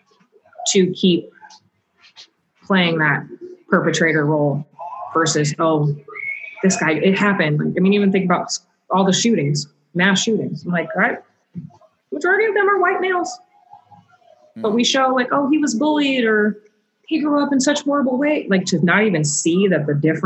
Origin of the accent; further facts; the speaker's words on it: North Bend, United States; I was in North Bend, I think I was in middle school